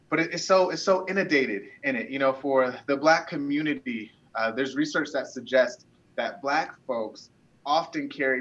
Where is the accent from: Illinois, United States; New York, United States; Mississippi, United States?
Illinois, United States; Chicago; I was born in Chicago